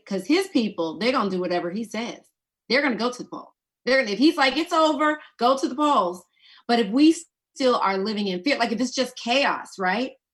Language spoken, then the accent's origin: English; Georgia, United States; I'm from Georgia.